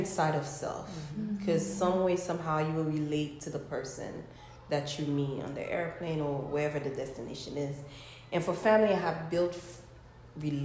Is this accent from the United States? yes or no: no; Haiti; born and raised in Haiti